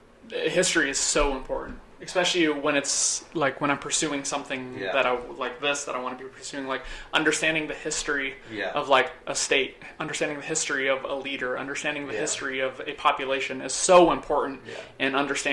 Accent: Boston, Massachusetts, United States; so I'm from New England. I'm from the Boston area, from Massachusetts.

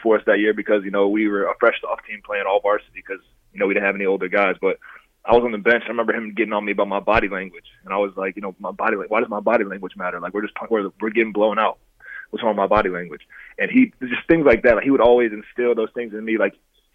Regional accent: Dixon, United States; I grew up in Dixon

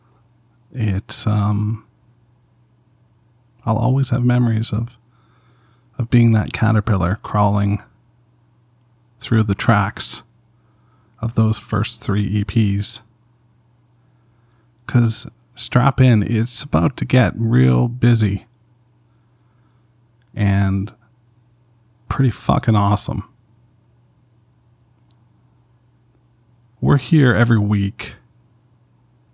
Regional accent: Canada; I'm from Canada, we had much music

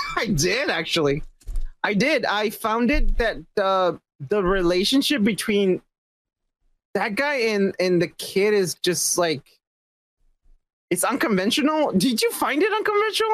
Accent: Mexico; I'm just Mexican.

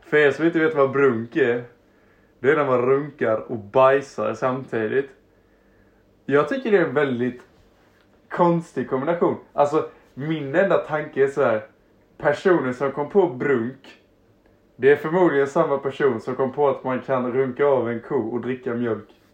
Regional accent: Harplinge, Halland County, Sweden; jag hade typ um, bott i Harplinge kanske... Det var där jag växte upp. Jag flyttade runt lite, sen så hamnade jag i Harplinge, en liten plats utanför Halmstad.

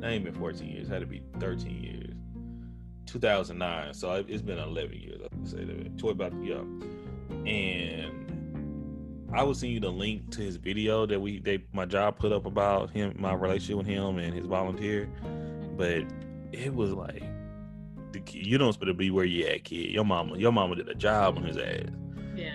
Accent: Tyler, Texas, United States; I'm from Tyler, okay, East Texas, but my majority of my family lives in the Metroplex, Dallas Fort Worth

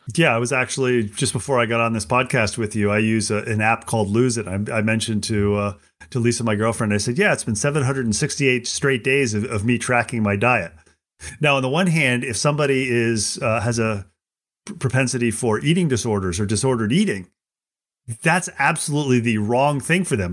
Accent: United States; I'm an American

